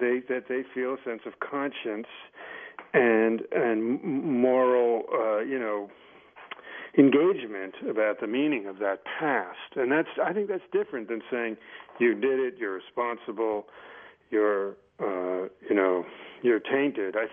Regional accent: United States; as an American citizen, one who feels a great love of nation

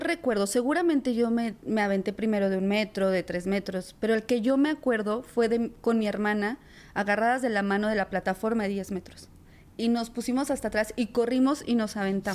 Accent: La Paz, Baja California Sur, Mexico; now in Mexico City, Mexico; soy de la Ciudad de México. Yo nací aquí, pero yo crecí en La Paz, Baja California

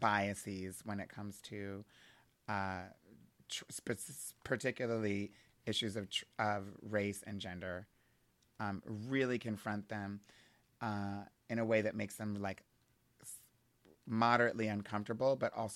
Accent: Hershey, Pennsylvania, United States; And I'm from Hershey, so that was like special for us.

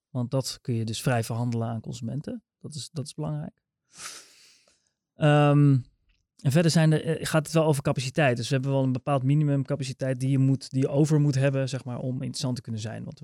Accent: near Rotterdam, South Holland, Netherlands; Ik kom uit de buurt van Rotterdam.

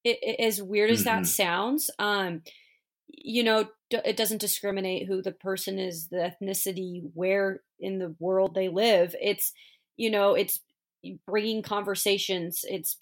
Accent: West Coast, United States; growing up on the West Coast

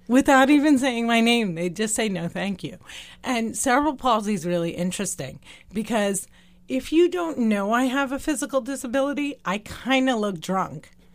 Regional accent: New Jersey, United States; also born or lived in West Bank / Deir Dibwan, Palestine; Born and raised in New Jersey

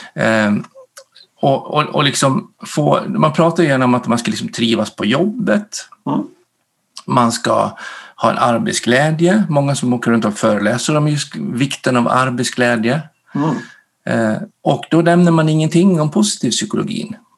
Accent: Dalarna County, Sweden; moved away as an adult; also born or lived in Norway; now in Gotland, Sweden; jag är född och uppvuxen uppe i Dalarna, så jag är dalmas, bor på Gotland

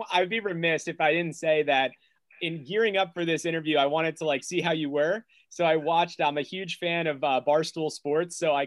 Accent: Little Silver, New Jersey, United States; We're from Little Silver, Red Bank.

